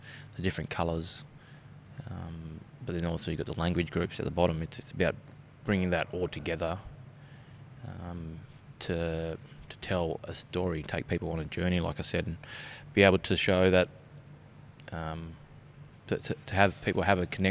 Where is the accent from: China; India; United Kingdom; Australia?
Australia; Bunbury, Western Australia; Growing up in Bunbury, I was one of five